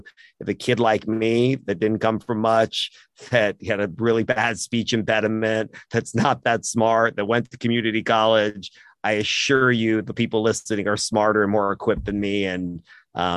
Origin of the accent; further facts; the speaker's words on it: Austin, Texas, United States; being born in America, being born in Austin, I feel very, very blessed